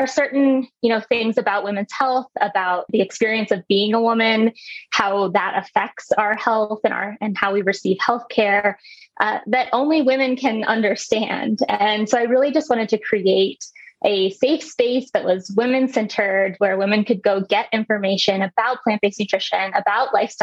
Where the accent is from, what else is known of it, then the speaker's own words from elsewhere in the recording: Midwest, United States; I grew up in the Midwest